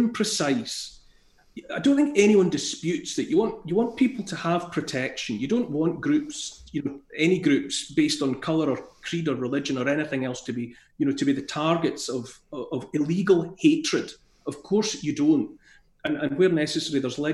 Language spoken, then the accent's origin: English; Scotland, United Kingdom; as a Scot in Scotland